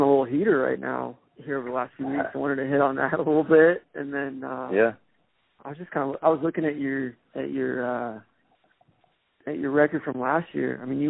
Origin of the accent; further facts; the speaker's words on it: Atlanta, Georgia, United States; I'm from Atlanta originally.